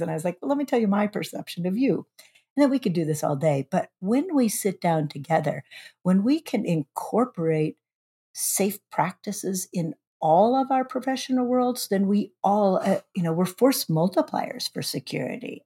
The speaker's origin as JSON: {"language": "English", "town": "Shoreline", "region": "Washington", "country": "United States", "tie": "born or raised there", "said": "now I'm the H R Director for the City of Shoreline, my hometown"}